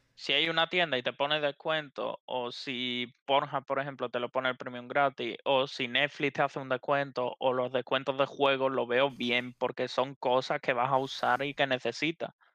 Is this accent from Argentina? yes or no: no; his village near Utrera, Andalusia, Spain; en mi pueblo los supermercados eh, solo hay uno y es un Super Carmela